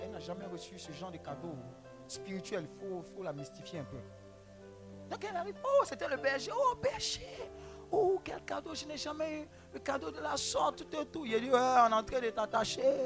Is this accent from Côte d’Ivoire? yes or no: yes; Abidjan, Côte d’Ivoire; où j'ai grandi, à Marco, cité E S